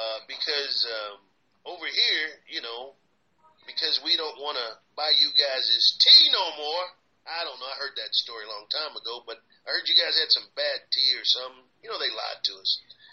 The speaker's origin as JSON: {"language": "English", "region": "Texas", "country": "United States", "tie": "born or raised there", "said": "growing up in Texas"}